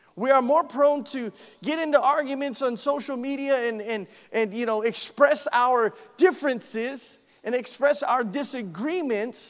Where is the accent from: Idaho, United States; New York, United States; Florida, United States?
Idaho, United States; moved away; I'm from Idaho